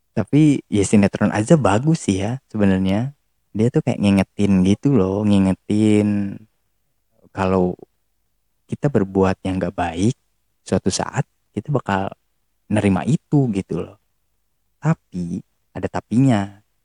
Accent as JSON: {"language": "Indonesian", "town": "Tasikmalaya", "region": "West Java", "country": "Indonesia", "also_born_or_lived": "Yogyakarta", "said": "dari Jawa Barat Jawa Baratnya mana Tasik"}